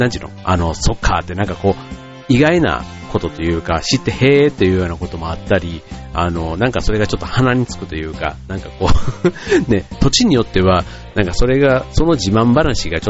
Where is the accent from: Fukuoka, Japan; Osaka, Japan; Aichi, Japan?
Osaka, Japan; 僕は大阪出身なんですよね。